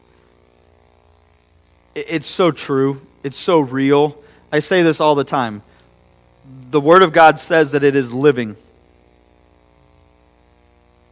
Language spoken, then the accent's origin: English; United States; as an American Christian